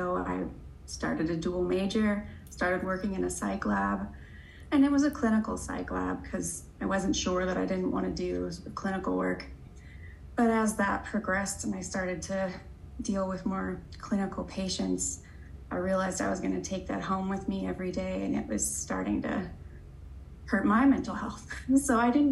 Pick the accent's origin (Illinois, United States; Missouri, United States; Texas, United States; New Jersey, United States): Missouri, United States; moved away as an adult; also born or lived in Washington State / Indiana; now in Florida, United States; I'm from Missouri